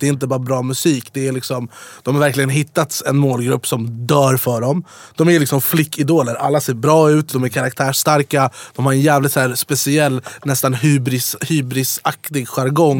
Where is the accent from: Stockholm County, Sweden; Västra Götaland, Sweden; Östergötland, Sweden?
Stockholm County, Sweden; Jordbro; also born or lived in Farsta / Dubai; now in Stockholm, Sweden; Jag är uppvuxen i Jordbro, sen bodde jag i Farsta, sen på mm. Drottninggatan, sen i Dubai